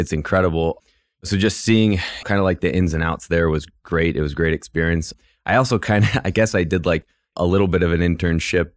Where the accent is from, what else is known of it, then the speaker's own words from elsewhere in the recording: Cleveland, Ohio, United States; moved away; I grew up on the west side of Cleveland, so Midwest kid